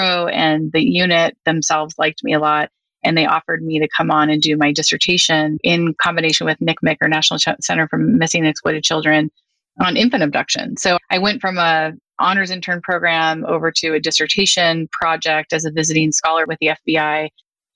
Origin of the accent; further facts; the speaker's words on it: Northern California, United States; moved away as an adult; also born or lived in Philadelphia; I grew up in Northern California